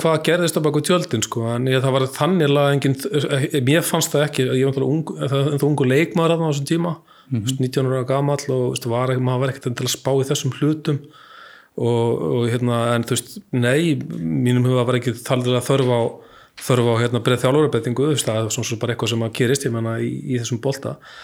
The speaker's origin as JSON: {"language": "Icelandic", "town": "Akranes", "region": "Western Region", "country": "Iceland", "tie": "born or raised there", "said": "ég bjóð bjó upp á grundum"}